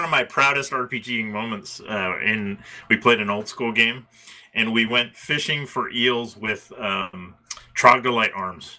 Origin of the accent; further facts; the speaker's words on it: Baltimore, Maryland, United States; as a Baltimorean